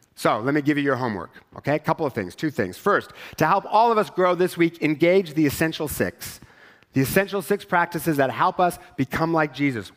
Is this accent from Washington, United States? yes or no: yes; Richland, Washington, United States; I grew up in Richland